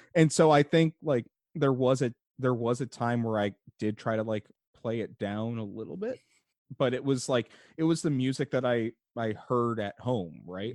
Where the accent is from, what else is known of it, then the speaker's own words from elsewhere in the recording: Chicago, Illinois, United States; I am from the Chicago area. I live in Chicago currently.